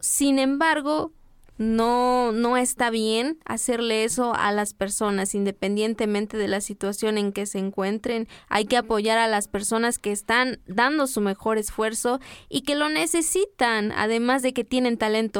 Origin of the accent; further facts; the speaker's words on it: Las Margaritas, Chiapas, Mexico; como yo no soy de, de Comitán de Domínguez, yo soy de las Margaritas